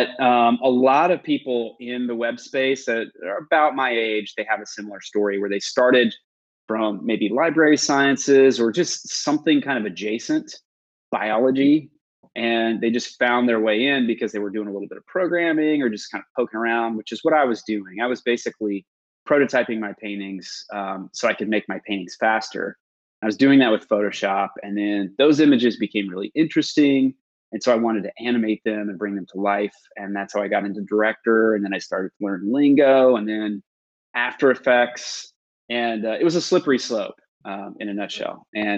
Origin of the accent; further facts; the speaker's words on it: Iowa, United States; also born or lived in Kearney, Nebraska; Now, I grew up in the Midwest. So I grew up in Iowa. And then we moved to Nebraska, to Kearney, Nebraska, which is like smack in the middle of nowhere.